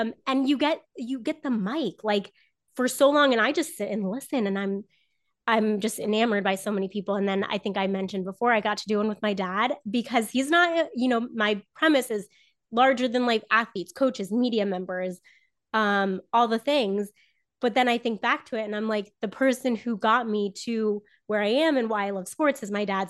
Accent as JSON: {"language": "English", "region": "Southern Florida", "country": "United States", "tie": "born or raised there", "also_born_or_lived": "North Carolina", "moved": "as an adult", "said": "grew up in Florida"}